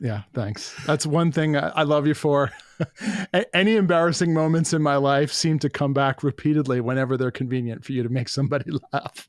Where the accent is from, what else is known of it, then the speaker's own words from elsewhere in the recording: New York, United States; I, uh, uh, grew up in New York